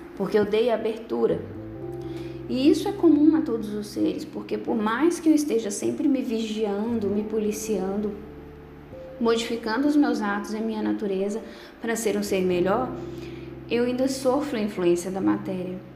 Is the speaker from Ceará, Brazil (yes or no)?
no; Bocaiúva, Minas Gerais, Brazil; Sou da cidade de Bocaiúva, Minas Gerais.